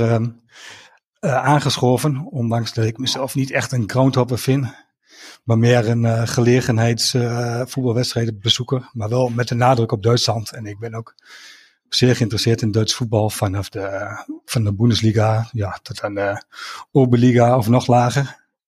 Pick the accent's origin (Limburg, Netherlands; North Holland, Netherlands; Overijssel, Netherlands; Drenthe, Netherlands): Overijssel, Netherlands; Enschede; 45 jaar, ik kom ook uit Enschede, getrouwd, drie kinderen.